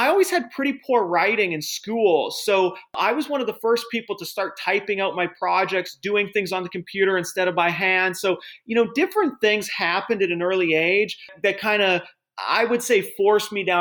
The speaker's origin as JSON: {"language": "English", "town": "Edmonton", "region": "Alberta", "country": "Canada", "tie": "born or raised there", "moved": "as an adult", "lives_now": "United States", "said": "I grew up in Edmonton, Alberta, which was a great place to grow up"}